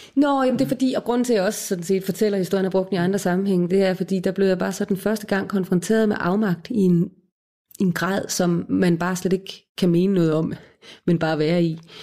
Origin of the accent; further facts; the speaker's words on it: Odense, Southern Denmark, Denmark; Jeg er født og opvokset i Odense